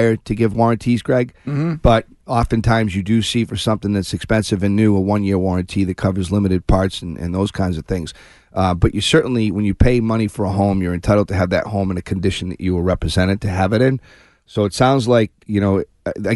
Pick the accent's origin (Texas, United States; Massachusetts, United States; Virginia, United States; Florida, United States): Massachusetts, United States; Shrewsbury; Shrewsbury. My hometown